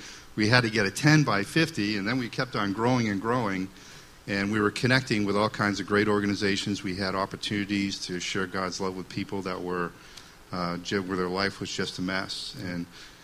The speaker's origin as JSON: {"language": "English", "town": "Waltham", "region": "Massachusetts", "country": "United States", "tie": "born or raised there", "moved": "as an adult", "lives_now": "Concord, United States", "said": "I grew up in Waltham, Mass., which is a city"}